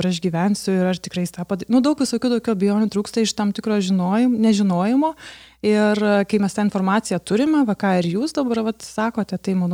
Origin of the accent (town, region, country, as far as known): Lithuania